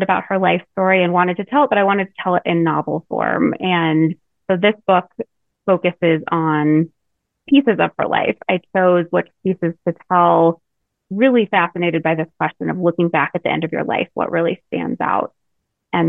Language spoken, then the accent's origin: English; Colorado, United States; I grew up in Colorado